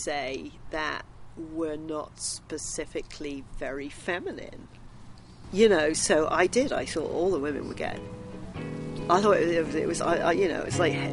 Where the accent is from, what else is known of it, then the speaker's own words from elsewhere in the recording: Bristol, South West England, United Kingdom; also born or lived in Los Angeles, California; now in Moab, United States; I was born in Bristol in England. I arrived in Moab in 2004, May of 2004, from Los Angeles.